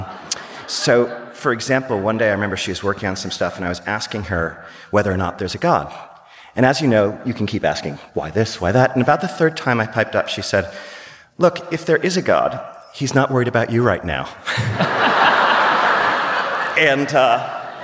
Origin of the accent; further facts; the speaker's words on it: New York City, New York, United States; I grew up in New York City, in Greenwich Village